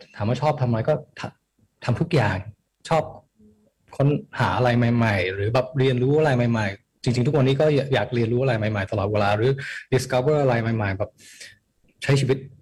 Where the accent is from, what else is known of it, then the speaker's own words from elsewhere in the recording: Toronto, Ontario, Canada; moved away as an adult; now in Thailand; ก็เกิดที่โทรอนโตครับแคนาดา แล้วจริง ๆอ่ะตอนเด็กประมาณหนึ่งขวบ ย้ายมาอยู่ไทยแป๊บหนึ่งแต่ว่าย้ายกลับอยู่ที่แคนาดาตั้งแต่ประมาณหกขวบปหนึ่งครับ